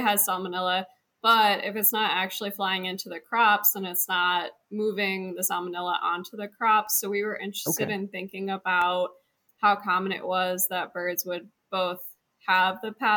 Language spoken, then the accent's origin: English; Lenawee County, Southeast Michigan, United States; moved away as an adult; also born or lived in Ohio / Washington / Georgia; I'm from Southeast Michigan, Lenawee County, and then I've been gone a while.